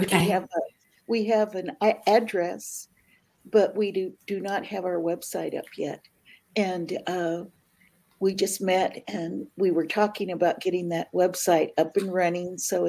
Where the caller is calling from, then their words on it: Riverside, California, United States; Today, I am in Riverside, California today. Tonight, okay, I'll be in the Bay Area.